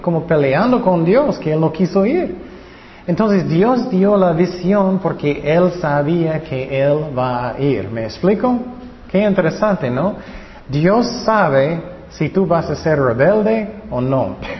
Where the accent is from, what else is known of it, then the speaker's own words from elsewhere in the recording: California, United States; yo nací en California